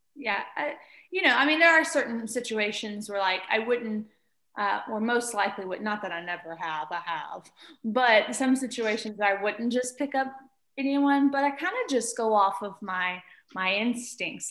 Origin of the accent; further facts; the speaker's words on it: Arkabutla, Mississippi, United States; also born or lived in Memphis, Tennessee; I grew up in Mississippi in a town called Arkabutla, Mississippi